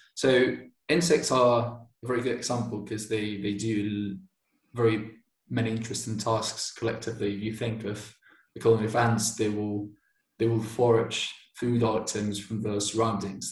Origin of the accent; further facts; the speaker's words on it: Bilbao, Basque Country, Spain; English is a second language; moved away as an adult; also born or lived in Manchester; now in Barcelona, Spain; I'm originally from Bilbao. It's a um, it's a city in northern Spain in the Basque Country, and I lived there until I was 18